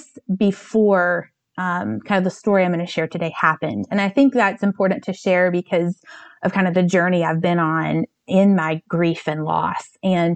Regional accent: North Carolina, United States; also born or lived in New York City; now in Chicago, United States; I'm from North Carolina, but my family, we've been living in Chicago since spring of 2016

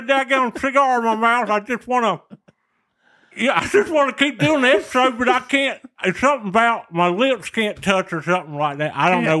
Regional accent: Waycross, Georgia, United States; growing up in Waycross, I said, "Look at this camera right in front of me, boy."

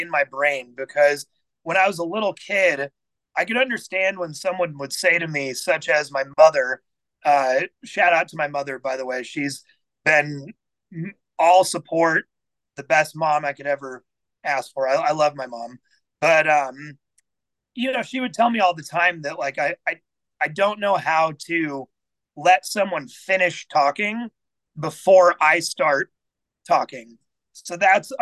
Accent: Overland Park, Kansas, United States; So I grew up in Overland Park, Kansas.

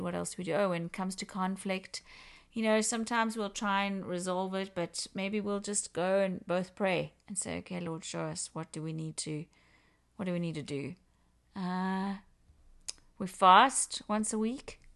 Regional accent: South Africa; moved away as an adult; now in Canada; I am originally from Africa, from South Africa. and been in Canada for about twenty-three years.

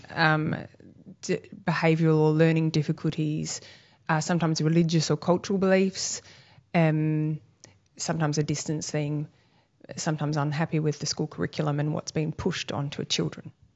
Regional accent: Busselton, Western Australia, Australia; now in Albany, Australia; I grew up in Bustleton in West Australia, and back in the eighties, it was really a lovely little country beachside town

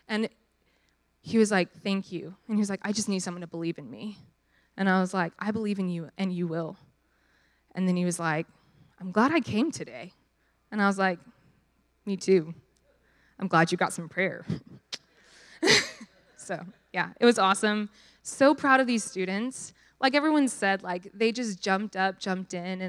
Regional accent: Dallas, Texas, United States

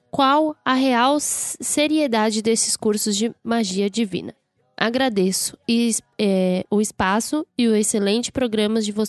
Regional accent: Rio Grande do Sul, Brazil; sou do Rio Grande do Sul

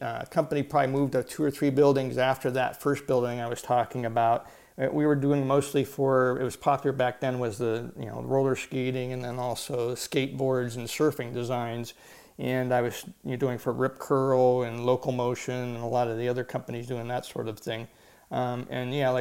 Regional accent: Ohio, United States; moved away as an adult; also born or lived in San Diego, California; I didn't want to stay in Ohio where I grew up

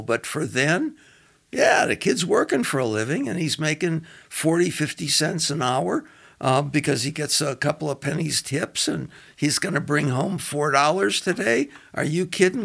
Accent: Los Angeles, California, United States; moved away as an adult; also born or lived in Cincinnati, Ohio; now in Denver, United States; I was born in Cincinnati and uh, moved to uh, Los Angeles at a, an early age and uh, basically did all my schooling in Los Angeles, uh, Culver City, California

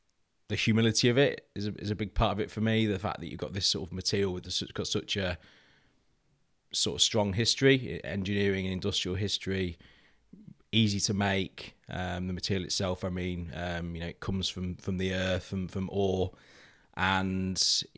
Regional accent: East Midlands, United Kingdom; And I grew up in Lincolnshire Wilds, as a working landscape.

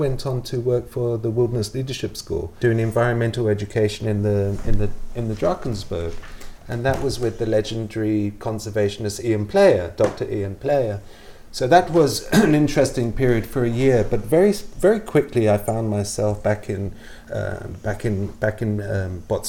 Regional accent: Nigeria; also born or lived in United Kingdom / Malawi / Botswana; now in -; I was born in the UK, in southeast of the UK, and my parents took me out to Nigeria when I was very, very young, when I was about, I think about 18 months old. And for the majority of my childhood, I grew up in Nigeria and Malawi

